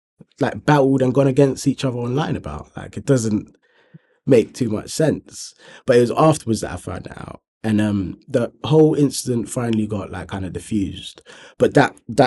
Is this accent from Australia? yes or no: no; Thornton Heath, London, United Kingdom; growing up in Thornton Heath